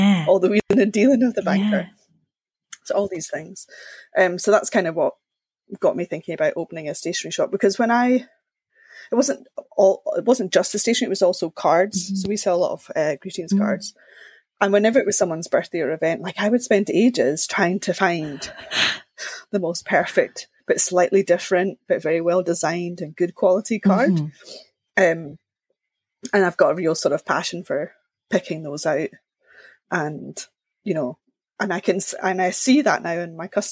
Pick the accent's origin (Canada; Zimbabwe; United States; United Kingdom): United Kingdom; Linlithgow, Scotland; I grew up in Linlithgow, just outside Edinburgh.